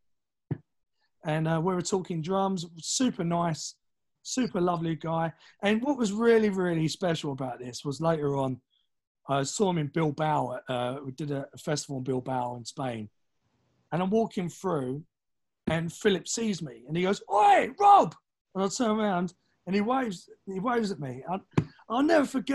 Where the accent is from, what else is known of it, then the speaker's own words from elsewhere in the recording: London, United Kingdom; now in New York, United States; I was born in Gants Hill, Ilford, like East London.